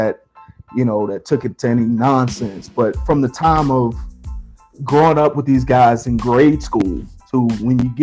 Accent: Chicago, Illinois, United States; moved away; I was born in Chicago, on the South Side

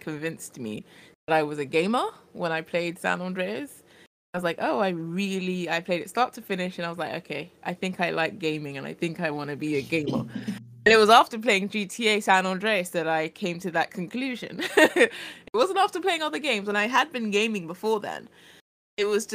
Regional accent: United Kingdom; as a British woman

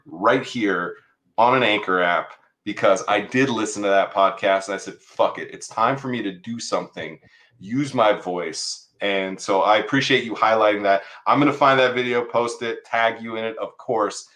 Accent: San Diego, California, United States; moved away; I'm a San Diego kid too.

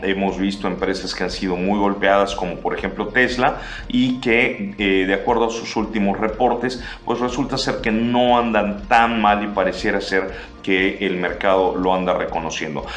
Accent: Mexico

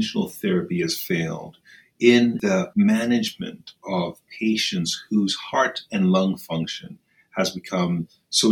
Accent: Nairobi, Kenya; moved away; I grew up in Kenya. I was born in Nairobi, Kenya, and I went to school there, lived there

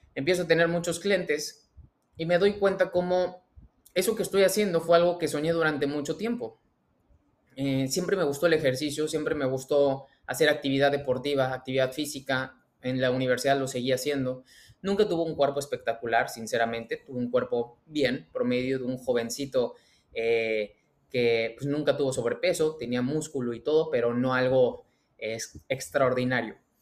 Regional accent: Mexico; mexicano, emprendedor y empresario

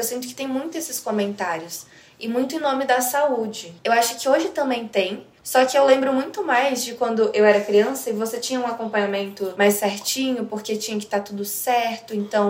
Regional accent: Brazil; eu sou totalmente brasileira

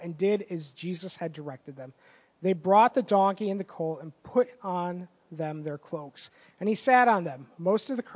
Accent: East Lansing, Michigan, United States; I grew up in East Lansing, and I lived at one time about a quarter of a mile from Spartan Stadium.

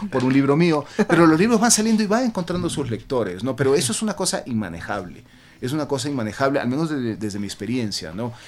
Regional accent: Guayaquil, Guayas, Ecuador; now in Quito, Ecuador; Yo nací en Guayaquil, pero mi padre este, era cuencano y mi madre italiana. Entonces, y yo vivo feliz en Quito

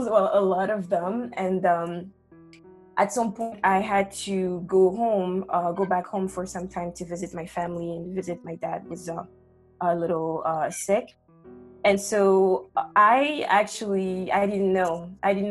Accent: Gabon; moved away as an adult; also born or lived in Chicago, United States; now in New York, United States; I am from Gabon

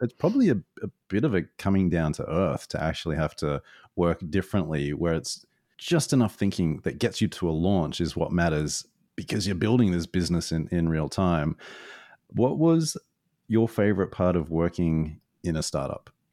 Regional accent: Australia; moved away; being an Aussie a long way away from home

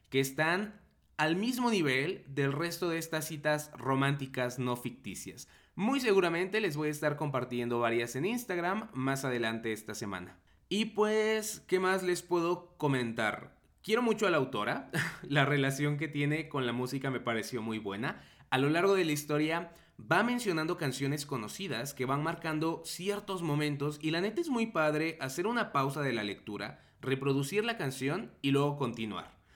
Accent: Mexico; la neta uno como mexicano o como no estadounidense en general pues a veces no está tan familiarizado con ciertos términos o dinámicas electorales.

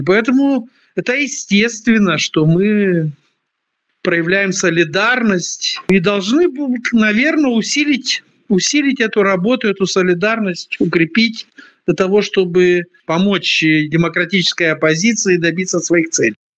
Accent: Moldova

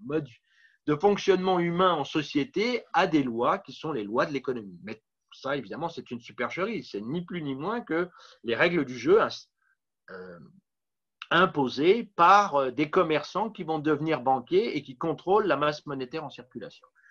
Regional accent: Paris, Île-de-France, France; also born or lived in Montreal; revenir à Paris puisque je suis parisien à l'origine

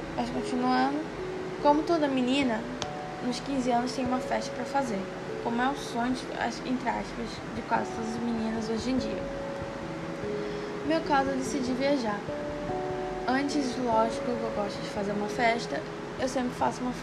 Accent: Rio das Ostras, Rio de Janeiro, Brazil; Nasci no Rio de Janeiro

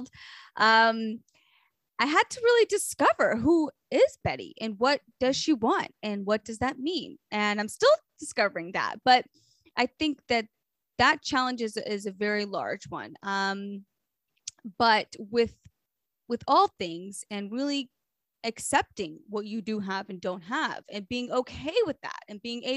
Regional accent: Memphis, Tennessee, United States; also born or lived in Israel; now in Long Island, United States; growing up in Memphis

